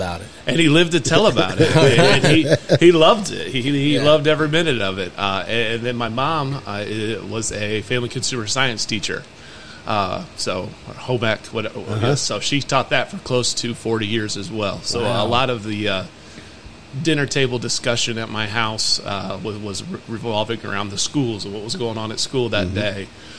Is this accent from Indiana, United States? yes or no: yes; Warsaw, Indiana, United States; moved away as an adult; also born or lived in Noblesville, Indiana / Anderson, Indiana; now in Grant County, Indiana, United States; So I'm originally from Warsaw, Indiana. A 2004 graduate of Warsaw High School.